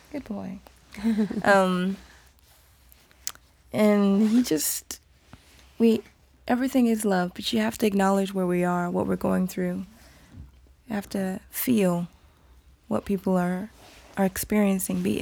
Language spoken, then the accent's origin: English; Nigeria; which is important for me to feel as a Nigerian woman moving my body in a certain way.